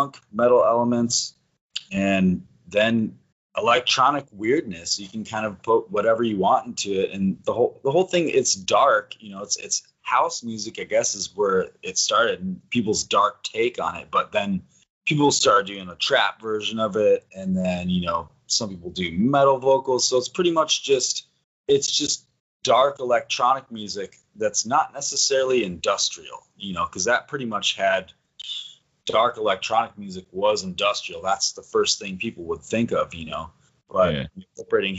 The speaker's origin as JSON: {"language": "English", "region": "Wisconsin", "country": "United States", "also_born_or_lived": "New Mexico", "moved": "as an adult", "said": "I lived in New Mexico for a long time, but I moved back to Wisconsin, a little bit north of Madison"}